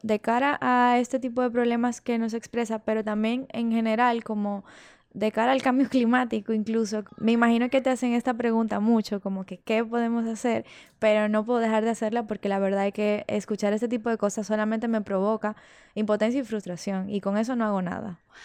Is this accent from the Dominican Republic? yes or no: yes; Dominican Republic; somos dominicanos y dominicanas